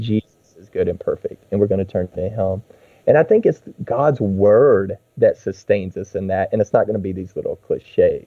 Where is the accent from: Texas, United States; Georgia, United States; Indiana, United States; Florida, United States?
Texas, United States; I grew up in Texas